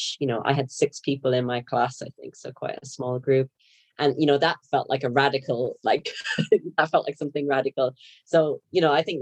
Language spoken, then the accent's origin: English; County Wexford, Leinster, Ireland; moved away; I'm from Ireland, from the very southeast corner in County Wexford. So that's where I was born and brought up.